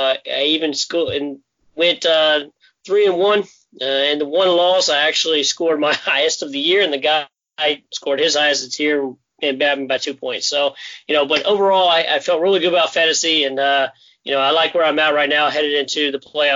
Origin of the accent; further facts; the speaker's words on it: New Orleans, Louisiana, United States; my hometown boys, Saints.